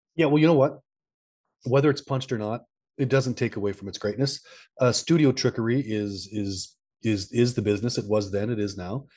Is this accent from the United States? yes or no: no; Canada; I'm from Canada.